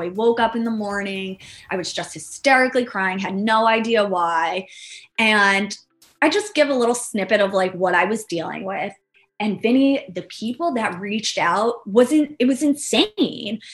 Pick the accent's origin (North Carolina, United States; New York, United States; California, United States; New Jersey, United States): New York, United States; now in Florida, United States; I'm originally from New York